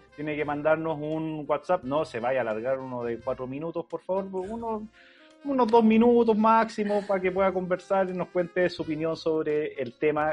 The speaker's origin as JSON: {"language": "Spanish", "country": "Chile", "said": "como chileno"}